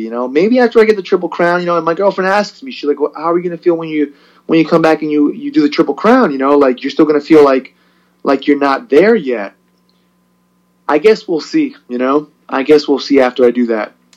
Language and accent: English; Perth Amboy, New Jersey, United States; also born or lived in Puerto Rico; I was born in Puerto Rico actually, and then came here when I was three or four, and pretty much raised as a Perth Amboy uh, resident